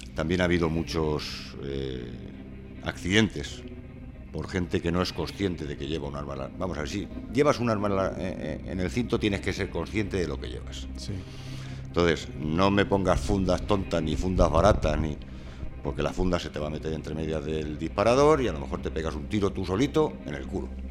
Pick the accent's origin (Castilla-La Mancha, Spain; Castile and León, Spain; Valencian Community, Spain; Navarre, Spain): Castilla-La Mancha, Spain; Albacete; Yo soy de Albacete